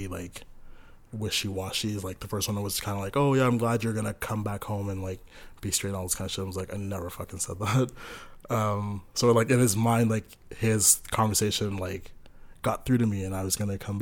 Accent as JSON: {"language": "English", "town": "Pickering", "region": "Ontario", "country": "Canada", "tie": "born or raised there", "also_born_or_lived": "Sudbury, Ontario", "said": "I grew up in Pickering, Ontario, which is just, like, half an hour from downtown"}